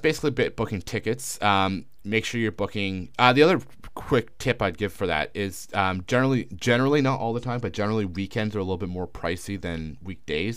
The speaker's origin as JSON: {"language": "English", "country": "Canada", "moved": "as an adult", "lives_now": "China", "said": "as a Canadian"}